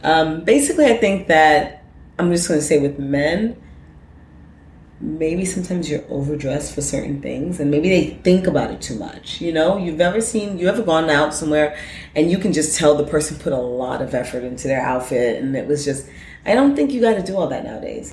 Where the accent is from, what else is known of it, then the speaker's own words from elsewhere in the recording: New York City, New York, United States; growing up in Brooklyn, you know, we were all about like guests and name, name labels